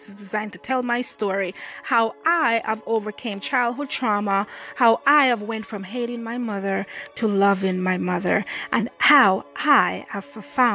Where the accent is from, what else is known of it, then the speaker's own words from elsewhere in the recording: Jamaica; moved away as an adult; now in United States; I grew up in Jamaica. I came to the U.S. at age 20